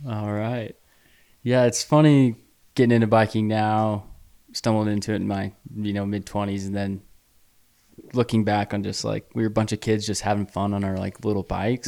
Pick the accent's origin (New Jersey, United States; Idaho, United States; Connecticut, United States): Idaho, United States; now in Utah, United States; growing up in Idaho